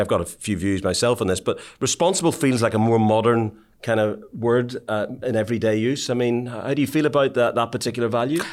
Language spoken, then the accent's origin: English; Ireland; the way I was brought up in Ireland